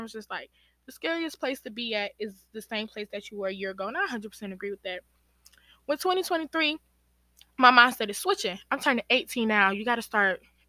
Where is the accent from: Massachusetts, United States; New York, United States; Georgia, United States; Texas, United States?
Georgia, United States; my parents are from Guinea and Sierra Leone, but I was born in Georgia. So that's where like that aspect of being American come